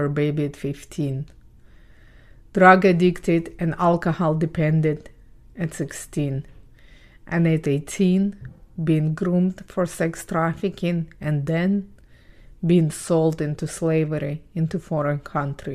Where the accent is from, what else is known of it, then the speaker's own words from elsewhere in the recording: Ukraine; English is a second language; moved away; I was born and raised in Ukraine